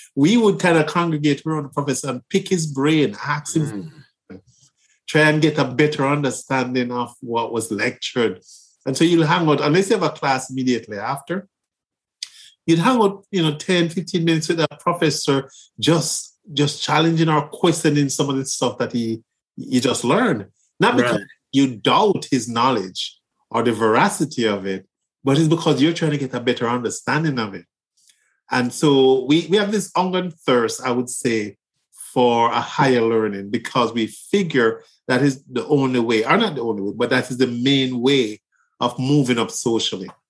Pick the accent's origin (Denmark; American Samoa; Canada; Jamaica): Jamaica; Kingston; moved away as an adult; now in United States; I'm from Kingston, Jamaica. I grew up in on the Highlands.